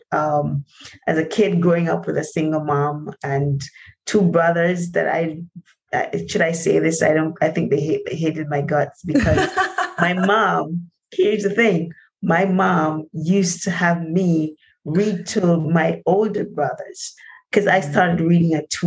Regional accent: Linstead, Saint Catherine, Jamaica; growing up in Jamaica in a place called Linstead, St. Catherine

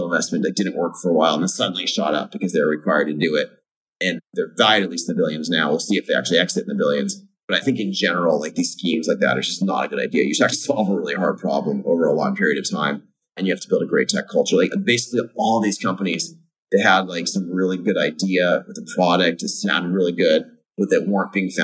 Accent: Fremont, California, United States; I grew up in Fremont, California, decidedly middle class

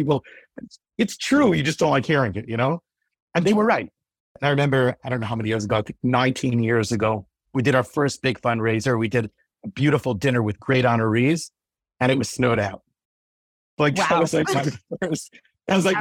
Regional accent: Cleveland, Ohio, United States; I grew up in Cleveland

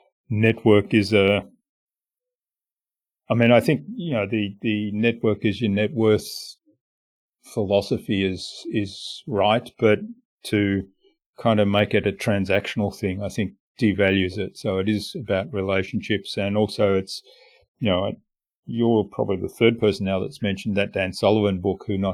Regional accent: Stuttgart, Baden-Württemberg, Germany; moved away; they're from my hometown

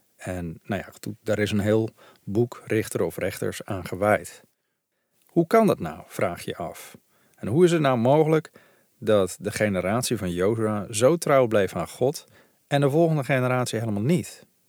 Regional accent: Veluwe, Gelderland, Netherlands; ik ben zelf opgegroeid op de Veluwe

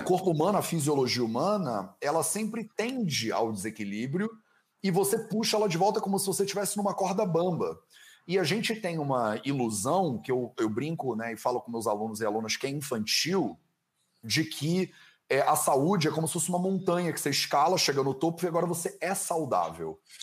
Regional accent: Brazil; moved away as an adult; eu saí do Brasil há oito anos

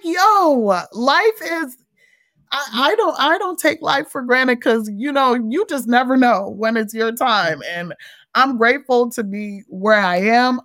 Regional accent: Montgomery County, Maryland, United States; also born or lived in Frederick, Maryland; I'm from Montgomery County, Maryland, which is a lot more diverse.

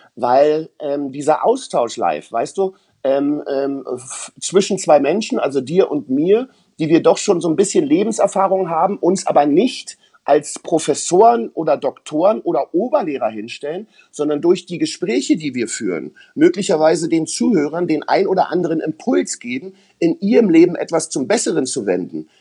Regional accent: East Germany, Germany; ich bin ja aus dem Osten.

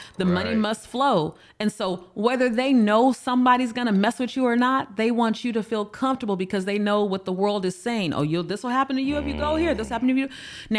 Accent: United States; Like, I'm an American. And a lot of times we have that.

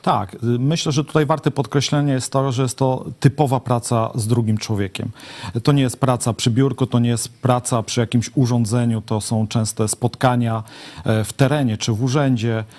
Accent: Łęczna, Lublin Voivodeship, Poland; Od urodzenia mieszkam w mieście, znam jej problemy, znam wszystkich mieszkańców

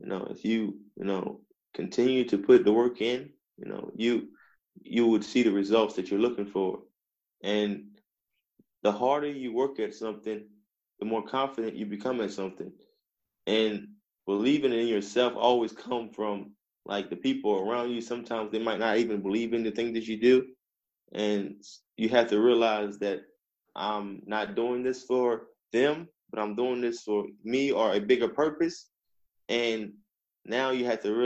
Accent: Eastern Shore of Virginia, United States; I'm from Virginia. I'm from the Eastern Shore of Virginia

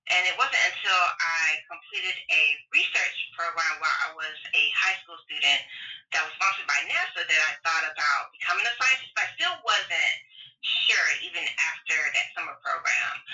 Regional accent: Tampa, Florida, United States; moved away as an adult; also born or lived in Alabama / Tennessee; I grew up between Tampa, Florida, and rural Alabama, and on a farm

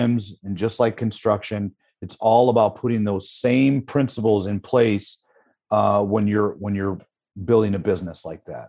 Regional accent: Midwest, United States; the Midwest, I'm from the Midwest

